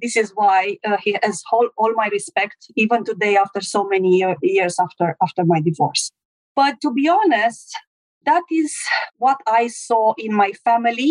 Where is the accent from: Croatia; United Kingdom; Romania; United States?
Romania; I'm from Romania